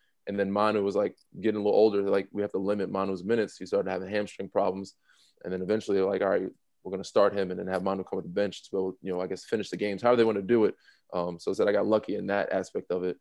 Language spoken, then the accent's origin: English; Long Island, New York, United States; also born or lived in Toronto / California; now in Philadelphia, United States; we're from Long Island